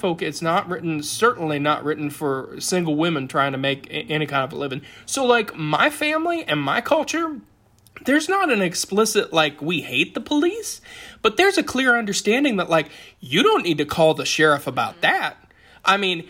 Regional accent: Appalachia, United States; I'm at Appalachian. I am born and bred down here in the hills

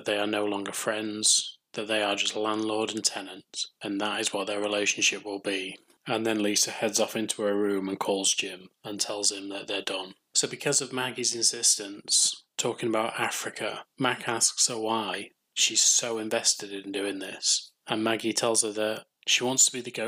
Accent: United Kingdom

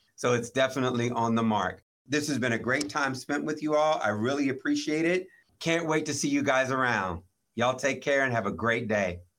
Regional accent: Maryland, United States; I grew up in Maryland

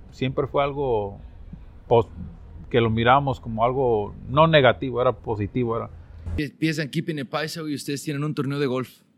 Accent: Watsonville, California, United States; yo soy de Watsonville. Ah, somos, somos paisas.

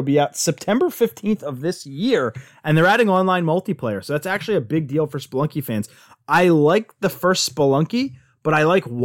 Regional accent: United States; I'm from America. I'm from America

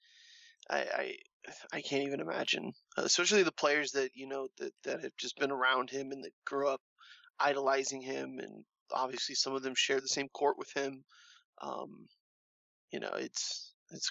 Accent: Orlando, Florida, United States; I'm from Orlando

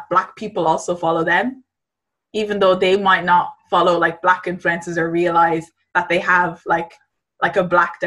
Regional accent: Ireland; I'm Irish, I grew up in Ireland

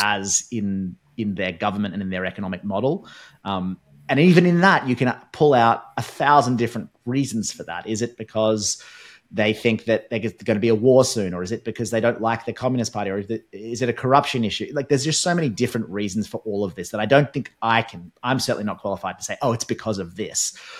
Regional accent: Australia

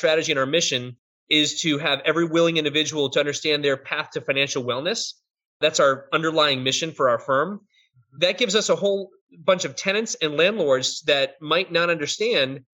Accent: Boston, Massachusetts, United States; I'm from Boston, I say that stuff

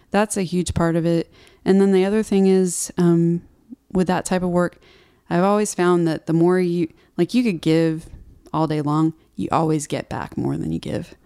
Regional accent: Houston, Texas, United States; moved away as an adult; also born or lived in Austin, Texas; now in Nashville, United States; I grew up in Houston, which is like a concrete jungle

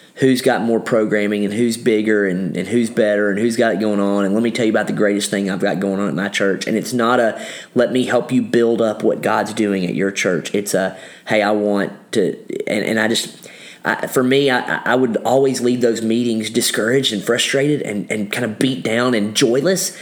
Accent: Kentucky, United States; I grew up in Kentucky

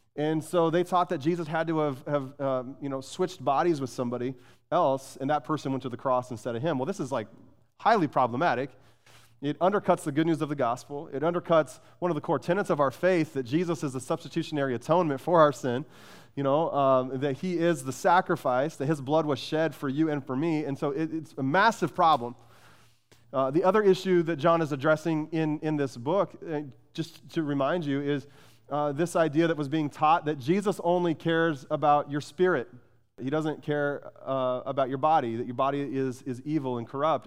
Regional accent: Phoenix, Arizona, United States; I grew up in Phoenix

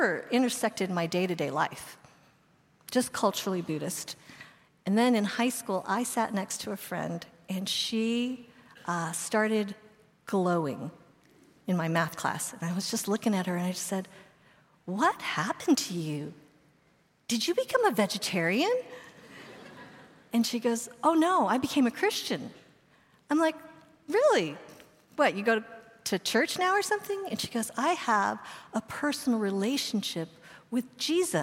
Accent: Boulder, Colorado, United States; I grew up in Boulder, Colorado

